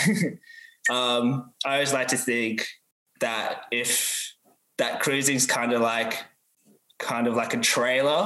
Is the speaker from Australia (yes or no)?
yes; Perth, Western Australia, Australia; I'm from Perth, so I lived in Perth pretty much like my whole life